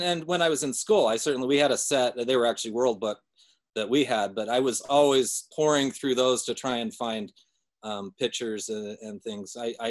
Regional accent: Salt Lake City, Utah, United States; Yeah, I was born in Salt Lake.

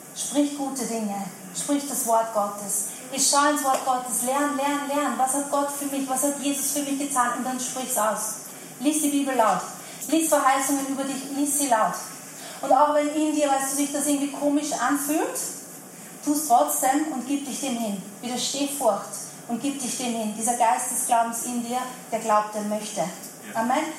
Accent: Vienna, Austria; ich bin ein Wiener, was soll ich machen? Österreicher und Wiener

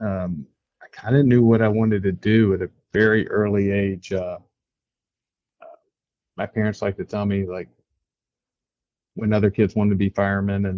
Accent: Greensboro, North Carolina, United States; moved away as an adult; now in Raleigh, United States; I grew up in Greensboro, but I moved here in 1989

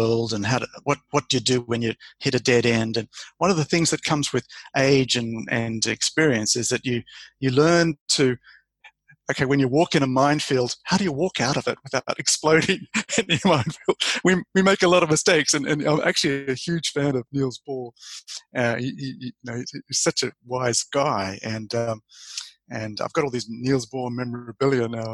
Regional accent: Australia; moved away as an adult; also born or lived in Queensland; now in Denmark; I'm the Australian

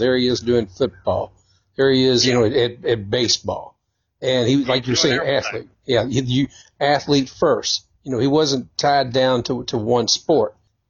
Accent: Shively, Kentucky, United States; I grew up in Shively.

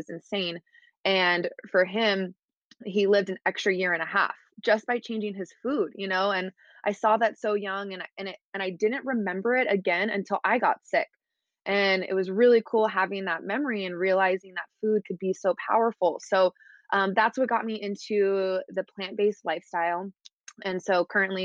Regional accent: Houston, Texas, United States; moved away as an adult; now in Laguna Beach, United States; I'm from Houston, Texas, and I currently live in Laguna Beach, California

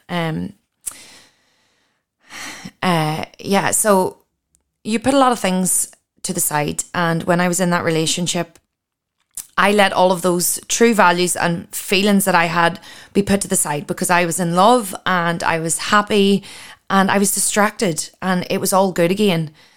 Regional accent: Ireland; moved away as an adult; now in Australia

